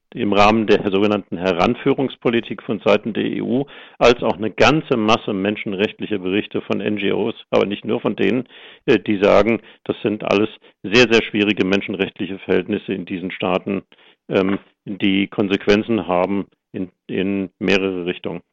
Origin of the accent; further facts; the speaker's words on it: Germany; wir als Deutsche